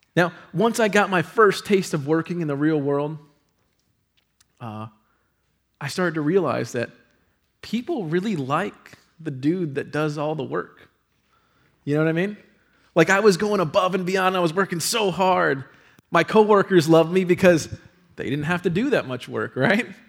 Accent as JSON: {"language": "English", "town": "San Antonio", "region": "Texas", "country": "United States", "tie": "born or raised there", "moved": "as an adult", "said": "it brought me back to San Antonio to be in one of the top thirty-five markets in the country at the age of twenty-three."}